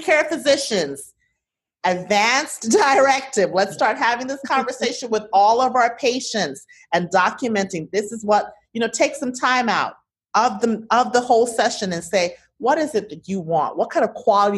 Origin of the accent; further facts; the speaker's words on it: United States; I am an American